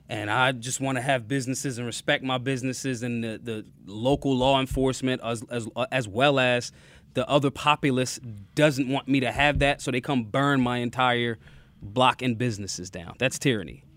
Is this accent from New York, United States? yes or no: no; Philadelphia, Pennsylvania, United States; I'm from Philly.